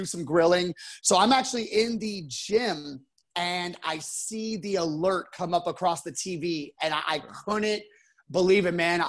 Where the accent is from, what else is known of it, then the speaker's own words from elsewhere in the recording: San Antonio, Texas, United States; I was born here in San Antonio.